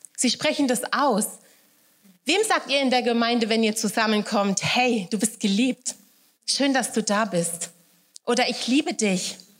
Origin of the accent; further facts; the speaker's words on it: Wächtersbach, Hesse, Germany; accent: Hessisch; moved away as an adult; now in Upper Bavaria, Germany; Ich komme aus Wächtersbach ursprünglich, ja, da, da wohnen meine Eltern